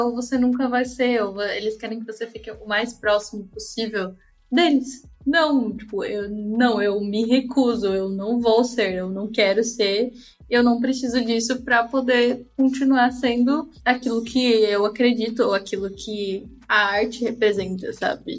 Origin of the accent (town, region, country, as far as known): Brazil